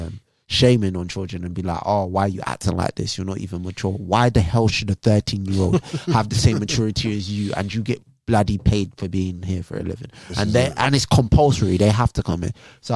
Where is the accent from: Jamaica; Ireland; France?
Jamaica; as a Jamaican man